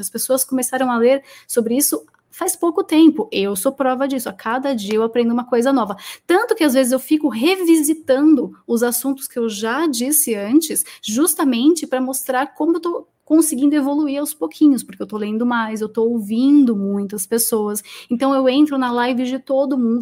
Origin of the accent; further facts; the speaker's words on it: Brazil; eu sou da Zona Leste